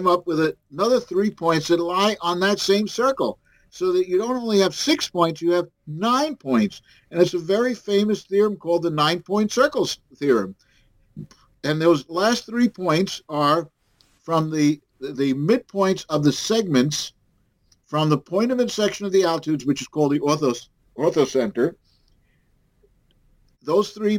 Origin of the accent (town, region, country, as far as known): New York City, New York, United States